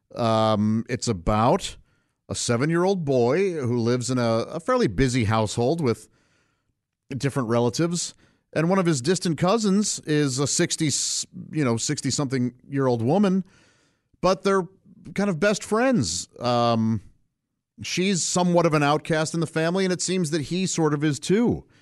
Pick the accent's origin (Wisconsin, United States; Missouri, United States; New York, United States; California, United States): Missouri, United States; St. Louis; I grew up in St. Louis, Missouri, uh, with my parents and three brothers